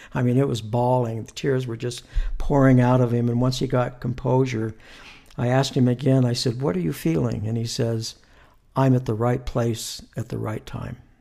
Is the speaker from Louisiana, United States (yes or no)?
no; Southern California, United States; moved away as an adult; now in Utah, United States; I'm from California, born and raised mm-hmm. there, uh, Southern California